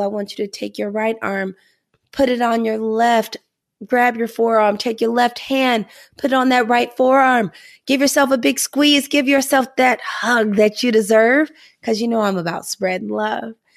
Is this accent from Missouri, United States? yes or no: yes; Missouri, United States; moved away; also born or lived in New England; I'm from Missouri